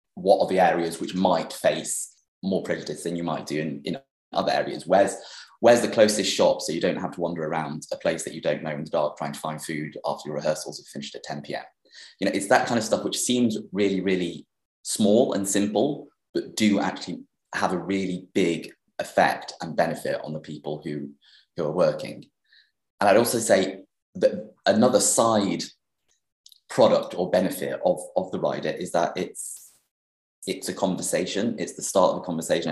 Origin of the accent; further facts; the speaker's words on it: Sheffield, Yorkshire and the Humber, United Kingdom; moved away as an adult; Sheffield, which is my hometown. So I grew up in Sheffield. I lived there until I was 18